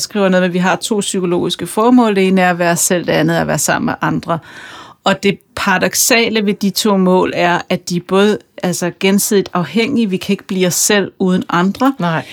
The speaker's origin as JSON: {"language": "Danish", "town": "Kokkedal", "region": "Capital Region of Denmark", "country": "Denmark", "said": "jeg er fra Kokkedal"}